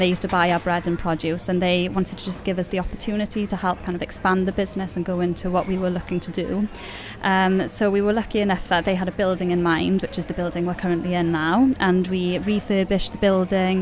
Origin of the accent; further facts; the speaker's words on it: Cardigan area, Wales, United Kingdom; we came back home from Cardiff and started baking from home